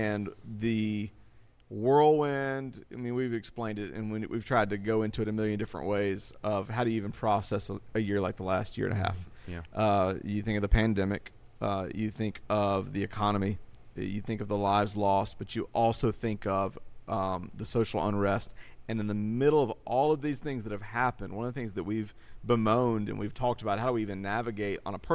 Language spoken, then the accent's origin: English; Greenville, South Carolina, United States; Greenville, South Carolina, my hometown